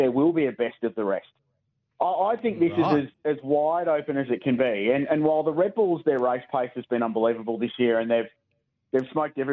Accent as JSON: {"language": "English", "town": "Adelaide", "region": "South Australia", "country": "Australia", "tie": "born or raised there", "said": "I grew up in Adelaide in the 85 to 95 era."}